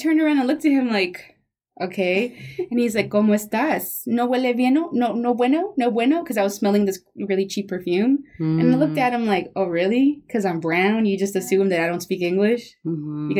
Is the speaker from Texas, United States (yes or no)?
yes; Houston, Texas, United States; also born or lived in Mexico; I was raised in the East End, you know, I went to Briscoe Elementary